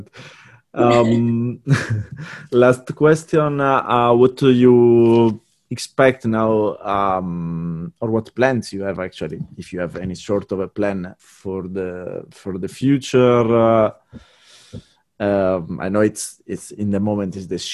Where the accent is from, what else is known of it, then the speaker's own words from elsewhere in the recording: Sardinia, Italy; I come from Sardinia, which is a pretty warm country